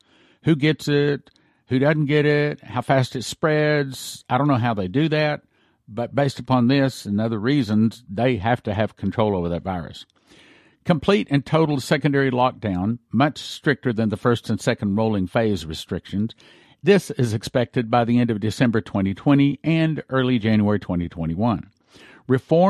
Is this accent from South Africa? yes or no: no; Canada; As a Canadian, and more importantly, as a parent who wants a better future, not only for my children, but for others' children as well.